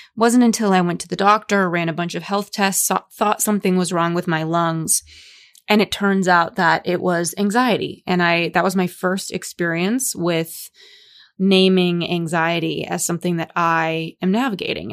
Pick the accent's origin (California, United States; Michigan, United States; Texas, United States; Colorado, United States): California, United States; Los Angeles; growing up in Los Angeles